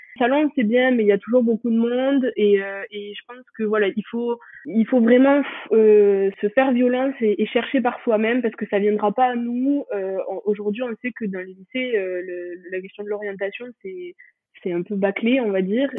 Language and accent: French; France; moved away as an adult; also born or lived in Toulouse; now in Bangor, United Kingdom; j'ai grandi dans les Pyrénées